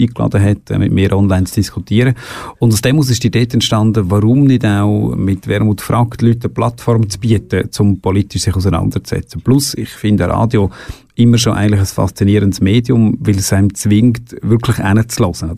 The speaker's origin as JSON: {"language": "German", "town": "Boswil", "region": "Aargau", "country": "Switzerland", "tie": "born or raised there", "also_born_or_lived": "Canton of Bern (birthplace) / Lenzburg / Baden", "said": "Ich habe die Hauptzeit von meiner Kindheit eigentlich im Freiamt verbracht. In Bosmal, wenn wir sagen, in Boswil"}